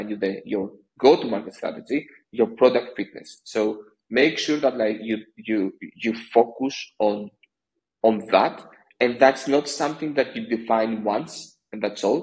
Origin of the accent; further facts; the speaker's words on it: Greece; I'm from Greece